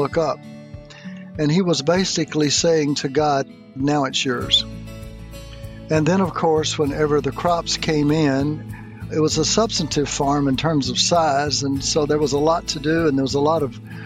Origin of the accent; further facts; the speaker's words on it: Mississippi, United States; I grew up in Mississippi, which has been known as a very poor state